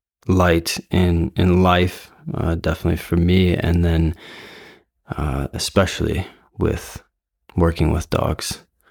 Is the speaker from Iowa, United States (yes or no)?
yes; Fairfield, Iowa, United States; We are here in the home that I grew up in the Midwest, in Fairfield, Iowa.